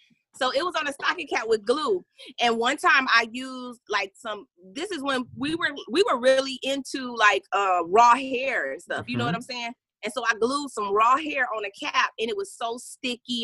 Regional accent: Flint, Michigan, United States; moved away; I'm originally from Flint, Michigan

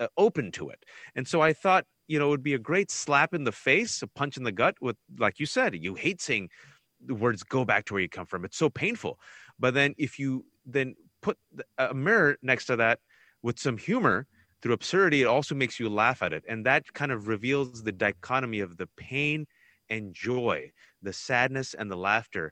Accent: Fremont, California, United States; I was born and raised here. You want me to go back to Fremont, California?

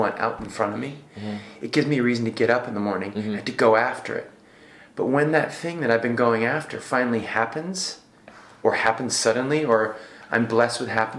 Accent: Findlay, Ohio, United States; moved away as an adult; also born or lived in London; now in New York, United States; I came from Findlay, Ohio, and I was 18 years old

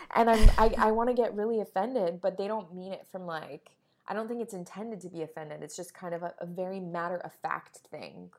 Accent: Florida, United States; moved away; also born or lived in New York; In Florida, I grew up in Florida

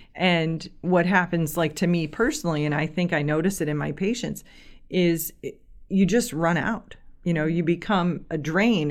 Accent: Kirkwood, United States; I grew up in the Kirkwood area.

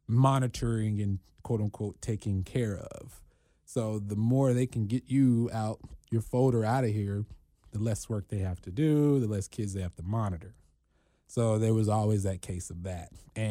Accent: Cincinnati, Ohio, United States; born there; Yeah, born here in Cincinnati.

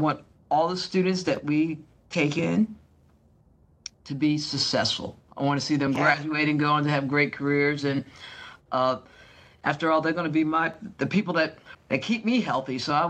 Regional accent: Long Island, New York, United States; now in Georgia, United States; You're probably trying to figure out my accent. It's been across the United States, and I'm sure lots of influences. Born and raised on Long Island, New York. From Long Island, New York, we went to Georgia, a town right outside of Atlanta, Georgia.

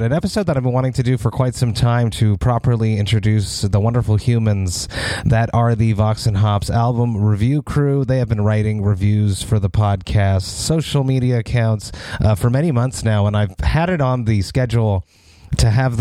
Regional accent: Montreal, Quebec, Canada; my hometown of Montreal

